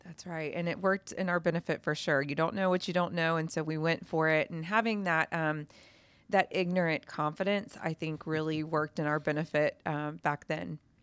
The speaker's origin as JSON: {"language": "English", "town": "Atlanta", "region": "Georgia", "country": "United States", "said": "I came from Atlanta"}